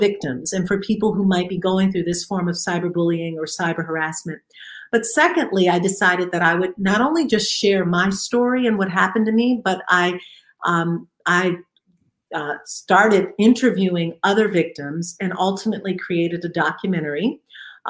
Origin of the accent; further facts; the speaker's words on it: Detroit, Michigan, United States; I'm from Detroit